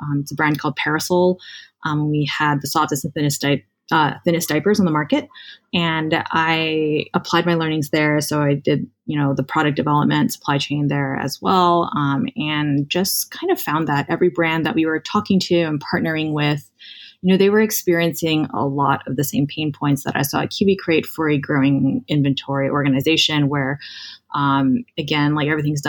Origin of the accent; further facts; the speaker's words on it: Hawaii, United States; moved away as an adult; I grew up in Hawaii, went to Stanford for college